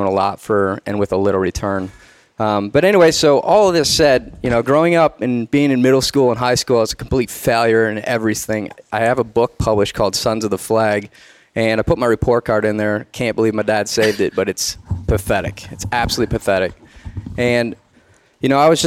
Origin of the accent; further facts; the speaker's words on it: Detroit, Michigan, United States; Grew up in Detroit, actually in the inner city